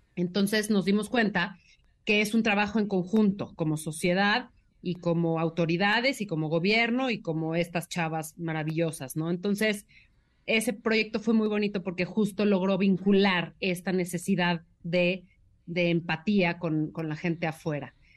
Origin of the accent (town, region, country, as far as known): Mexico